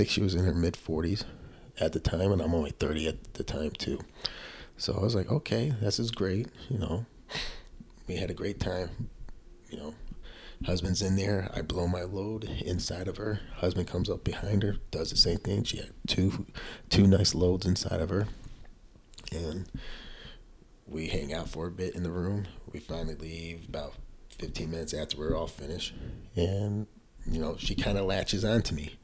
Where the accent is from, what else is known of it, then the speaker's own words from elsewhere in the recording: Buffalo, New York, United States; she knows I'm from Buffalo